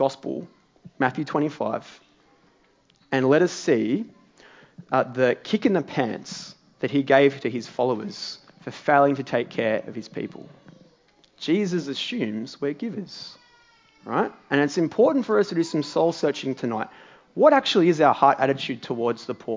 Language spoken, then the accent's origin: English; Morwell, Victoria, Australia; now in Melbourne, Australia; my hometown of Morwell.